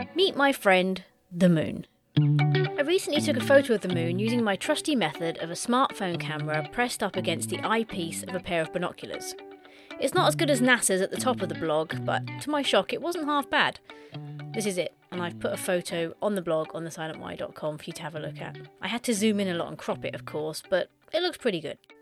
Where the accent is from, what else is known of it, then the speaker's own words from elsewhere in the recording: Suffolk, East of England, United Kingdom; I spent my latter teen years growing up in Suffolk, which is the big bump on the lower right side of the U K.